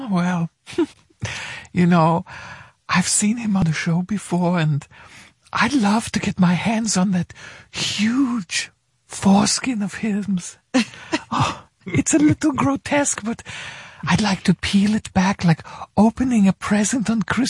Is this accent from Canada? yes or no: no; Germany; I'm from Germany.